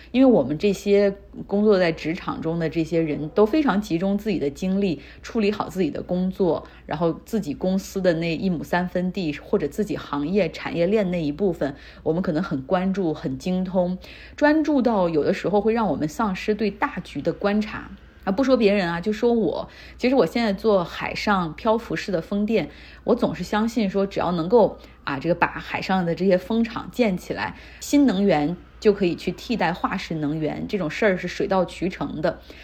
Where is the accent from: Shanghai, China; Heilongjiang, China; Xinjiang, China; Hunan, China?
Heilongjiang, China; Harbin; now in United States; 我家乡哈尔滨